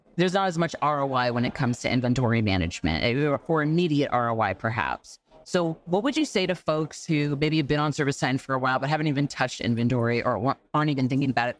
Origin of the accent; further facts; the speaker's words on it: New York, United States; a New Yorker